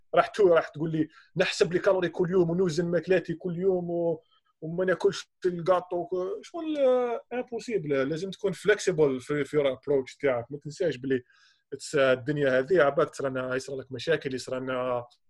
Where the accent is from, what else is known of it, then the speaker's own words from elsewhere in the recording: Algeria; حنا حنا عندنا في الجزائر